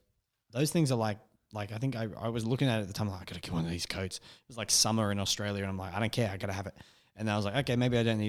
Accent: United Kingdom; I know we're British, but like Cricket.

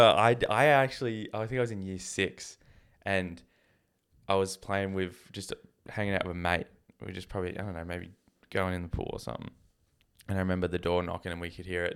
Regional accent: Canada; moved away; I was from Canada

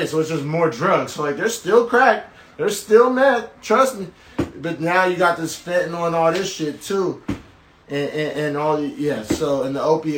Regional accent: Norman, Oklahoma, United States; now in San Jose, United States; I'm originally from Norman, Oklahoma, and pretty close to Oklahoma City

